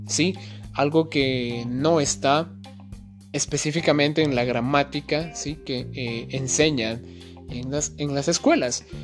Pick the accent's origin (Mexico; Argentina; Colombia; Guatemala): Guatemala; soy un maestro español nativo de Guatemala